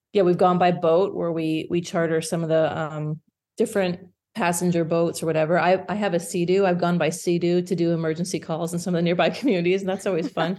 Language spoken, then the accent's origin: English; Indiana, United States; moved away as an adult; also born or lived in Michigan; now in Yukon, Canada; I'm, I'm originally from Indiana.